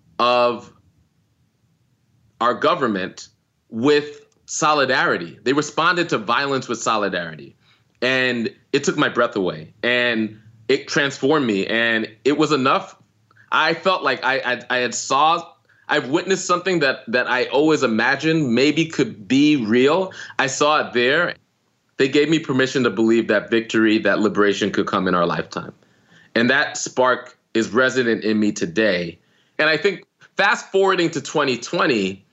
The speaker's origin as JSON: {"language": "English", "region": "New York", "country": "United States", "tie": "born or raised there", "said": "Like I grew up in New York. I grew up on the coast."}